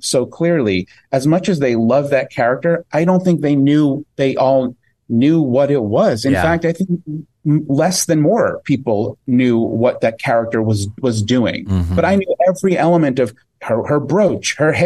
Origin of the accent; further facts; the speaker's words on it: New York, United States; I grew up in New York